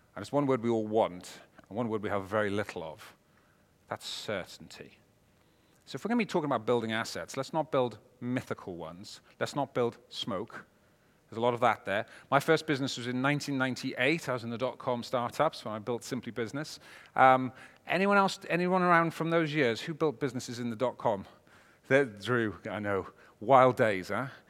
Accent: Wales, United Kingdom; I'm a Welshman

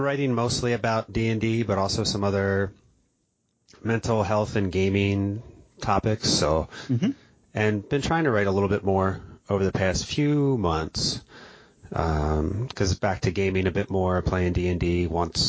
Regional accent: New Jersey, United States; I grew up in South Jersey

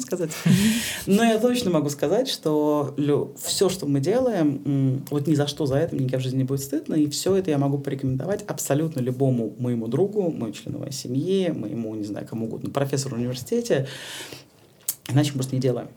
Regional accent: Saint Petersburg, Russia; я петербурженка

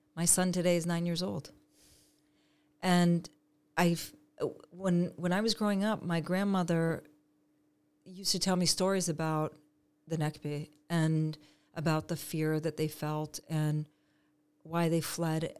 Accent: Canada; moved away as an adult; now in Israel; I was born and raised in Canada

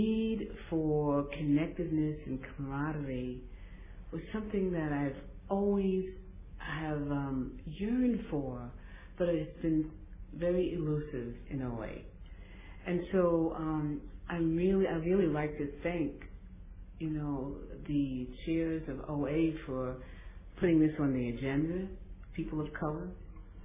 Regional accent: New York, United States; I was born in New York to, I was one of three children

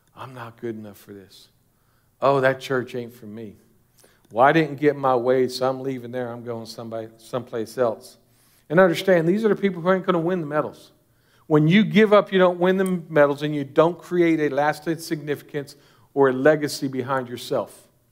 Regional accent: United States; As an American Christian

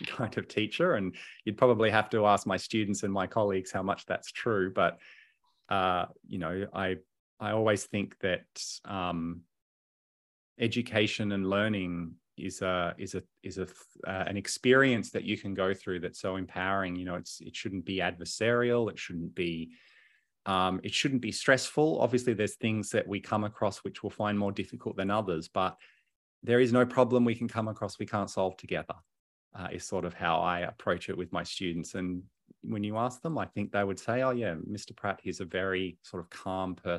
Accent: Hobart, Tasmania, Australia; now in Melbourne, Australia; I was born and raised in Hobart. I'm a Tassie boy

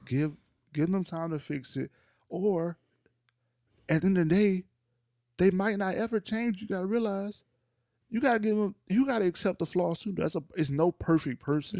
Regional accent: North Louisiana, United States; I'm from Louisiana

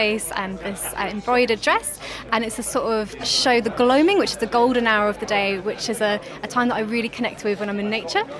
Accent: Norwich, East of England, United Kingdom; I'm from Norwich.

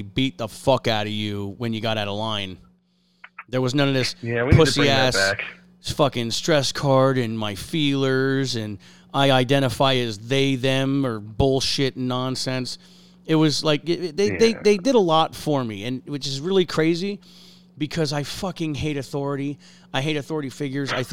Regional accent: Harveys Lake, Pennsylvania, United States; also born or lived in Oklahoma / Iraq; I grew up in Pennsylvania. I live in Pennsylvania

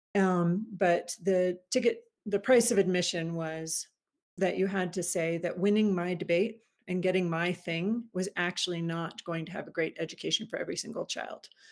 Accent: Wilmington, Delaware, United States; now in Washington, DC, United States; I am from originally from Wilmington, Delaware, so just outside of Philly.

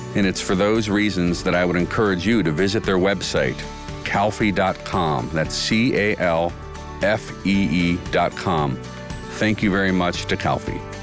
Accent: Washington, District of Columbia, United States; moved away as an adult; now in Northeast Ohio, United States; Growing up in D C

